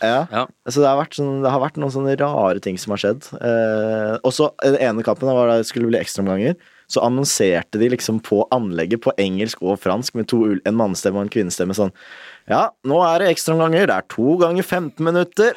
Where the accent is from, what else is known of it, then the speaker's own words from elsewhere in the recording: Nesodden, Akershus, Norway; moved away; hjemme på Nesodden